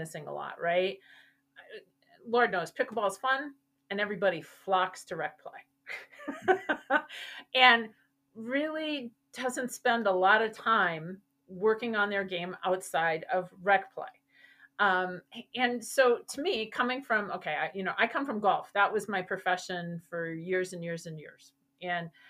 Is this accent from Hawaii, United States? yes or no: no; Wisconsin, United States; moved away; I'm originally from Wisconsin